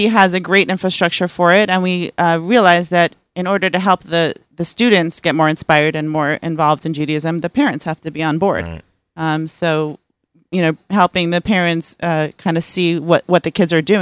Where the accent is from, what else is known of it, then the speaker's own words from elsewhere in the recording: Fair Lawn, New Jersey, United States; I, am from New Jersey. Oh. I grew up in Fairlawn.